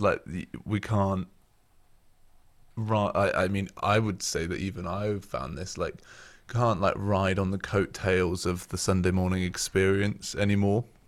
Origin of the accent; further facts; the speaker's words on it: Oxford, South East England, United Kingdom; moved away as an adult; now in Sheffield, United Kingdom; I'm originally from Oxford, near the Cotswolds, which is why I don't sound like I'm from Yorkshire